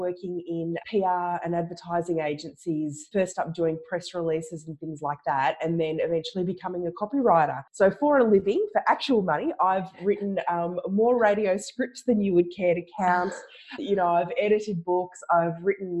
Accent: Ballarat, Victoria, Australia; also born or lived in Melbourne, Australia; I mostly grew up in Ballarat, and we come from a bit of a farming family.

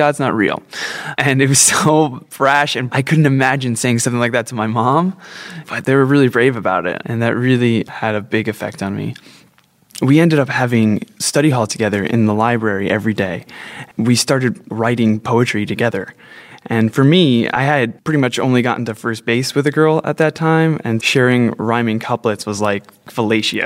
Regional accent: New Jersey, United States; Growing up in New Jersey

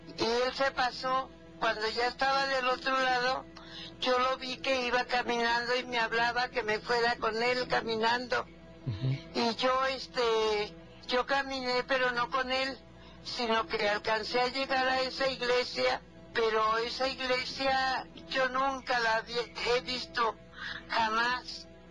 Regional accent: Jalisco, Mexico; Yo soy de Jalisco

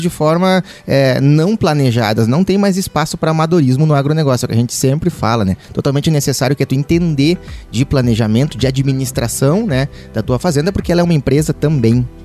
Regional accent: Guaíba, Rio Grande do Sul, Brazil; eu sou gaúcho, natural de, é, do município de Guaíba

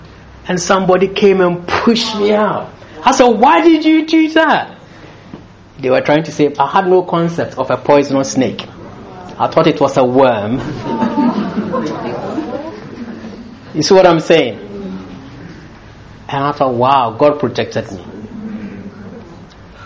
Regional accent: Ghana; born or raised there; also born or lived in London

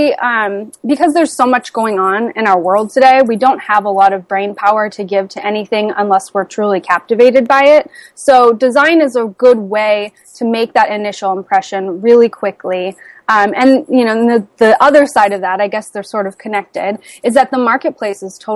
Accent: Midwest, United States; I grew up in the Midwest, where the work ethic values are taught very strongly

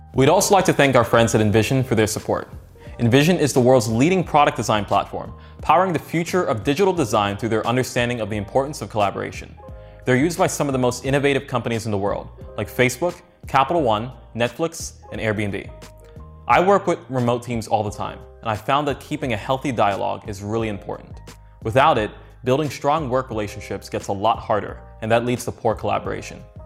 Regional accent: New York, United States; moved away as an adult; now in San Francisco, United States; I was born in New York

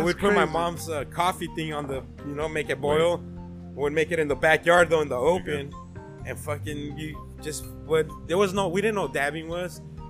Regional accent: California, United States; we grew up in Cali

